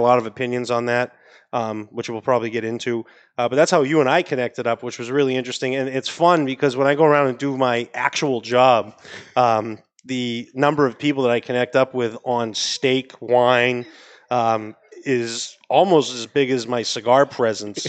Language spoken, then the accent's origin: English; Maine, United States; accent: New England; now in Miami, United States; I'm out of Miami, but I, am from Maine originally